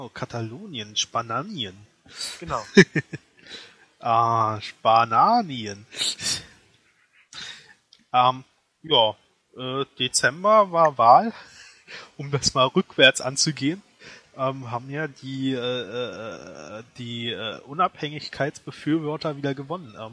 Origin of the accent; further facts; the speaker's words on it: Berlin, Germany; born there; ich wurde in Berlin geboren.